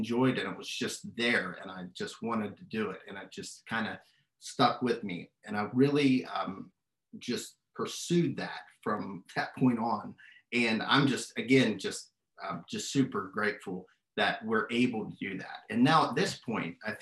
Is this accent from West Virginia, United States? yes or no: yes; Shinnston, West Virginia, United States; I was born and raised in Shinston